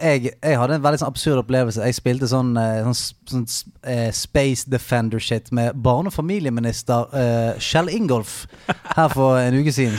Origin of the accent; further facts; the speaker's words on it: Bergen, Vestland, Norway; Jeg er fra fuckings Salhus utenfor Åsane.